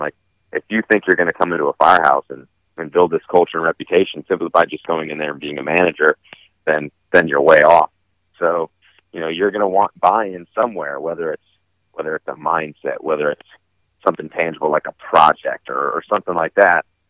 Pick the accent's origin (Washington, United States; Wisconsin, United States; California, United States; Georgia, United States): California, United States; Southern; where I grew up in Southern California